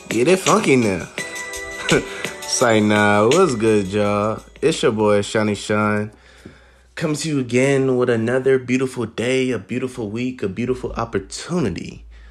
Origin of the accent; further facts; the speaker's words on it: Columbus, Ohio, United States; I am from the Columbus, Ohio.